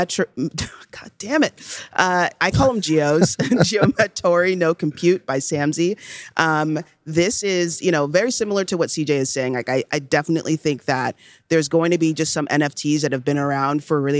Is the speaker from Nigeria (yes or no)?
yes; Nigeria; I was born in Nigeria